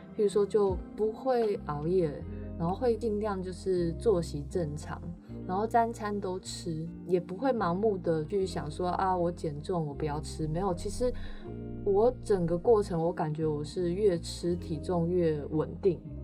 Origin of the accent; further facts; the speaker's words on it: northern China, China; 我是北方人，就很喜欢吃面食